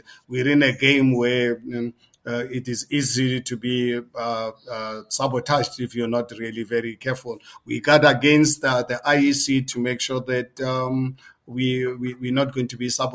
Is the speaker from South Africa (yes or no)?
yes; South Africa; As a South African, 62 years of age, I lived more than half of my life under the apartheid system.